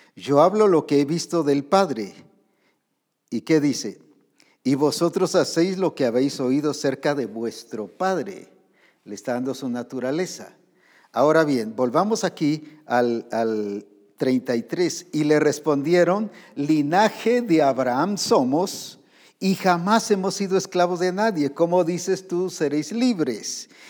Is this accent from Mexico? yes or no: no; Guatemala; aquí en Guatemala